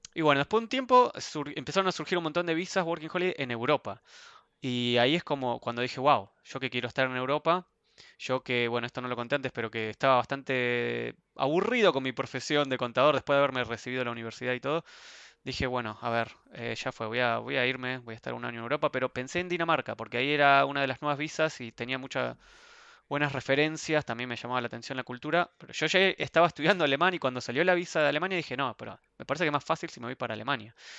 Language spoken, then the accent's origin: Spanish; Ezeiza, Buenos Aires Province, Argentina; moved away as an adult; also born or lived in Sweden; now in Frankfurt, Germany; Yo soy de Argentina